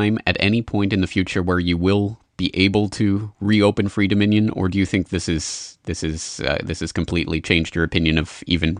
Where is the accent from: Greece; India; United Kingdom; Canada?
Canada; And as a Canadian myself, it really does rankle me to see this happening in the not-so-free Dominion of Canada.